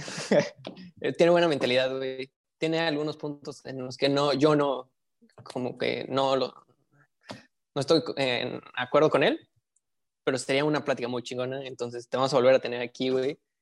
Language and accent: Spanish; Mexico City, Mexico; now in northern Mexico; yo soy de la Ciudad de México